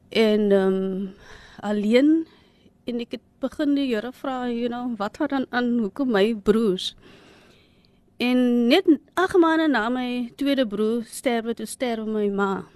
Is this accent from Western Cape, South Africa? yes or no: yes; Cape Town, Western Cape, South Africa; ons is eintlik van Ottery. So ons het nou groot geword in 'n flat, you know, the Cape Flats.